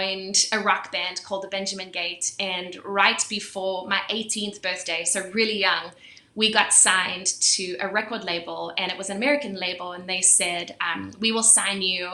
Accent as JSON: {"language": "English", "country": "South Africa", "tie": "born or raised there", "said": "So I was born and raised in South Africa, and I was born into a Christian family"}